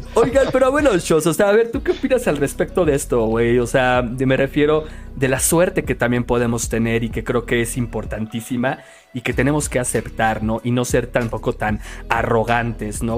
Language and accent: Spanish; Mexico; como mexicanos